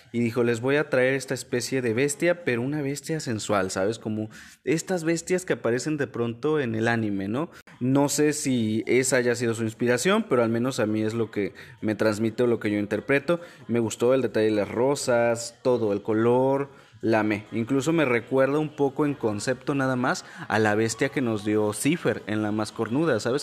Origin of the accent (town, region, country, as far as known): Mexico